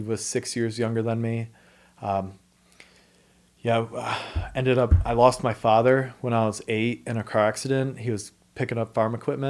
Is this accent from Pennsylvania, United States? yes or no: yes; Pen Argyl, Pennsylvania, United States; I grew up in Pennsylvania, very small town